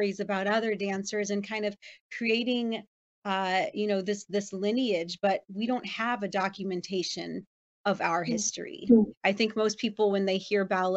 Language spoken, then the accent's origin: English; Los Angeles, California, United States; moved away; that's my hometown